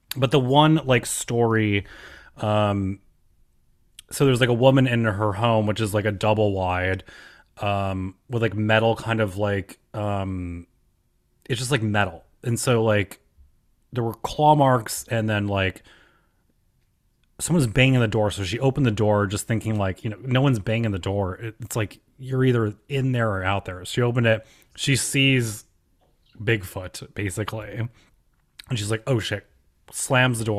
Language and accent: English; New York, United States; I'm from New York